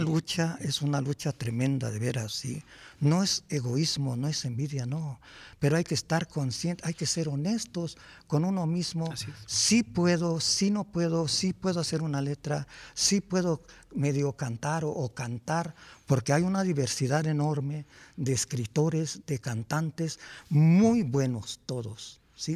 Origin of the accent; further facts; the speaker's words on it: Chalcatzingo, Morelos, Mexico; yo soy de Chalcatzingo, Morelos